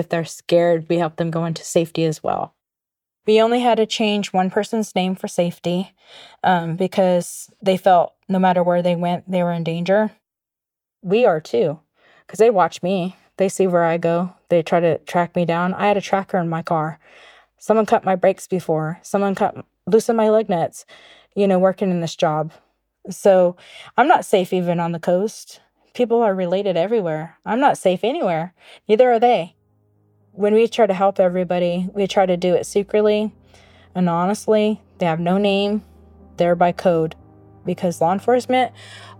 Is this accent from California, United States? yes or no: yes; Hoopa, California, United States; We grew up poor here on the Hoopa Indian Reservation